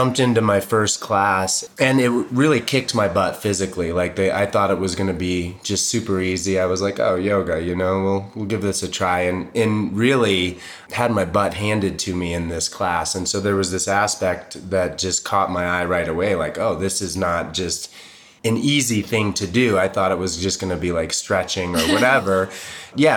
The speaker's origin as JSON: {"language": "English", "town": "Boulder", "region": "Colorado", "country": "United States", "tie": "born or raised there", "also_born_or_lived": "Boston", "said": "I moved to Boulder in 76, so I was 4. I'm from Boston originally, but got here when I was young and I've been here ever"}